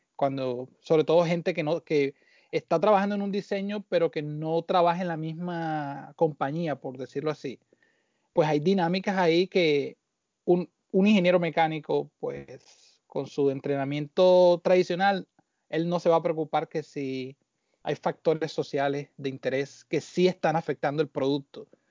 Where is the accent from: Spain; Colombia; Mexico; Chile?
Colombia; Barranquilla, Atlántico; moved away as an adult; also born or lived in Caracas, Venezuela / Puerto Rico; now in New Jersey, United States; me crié en Barranquilla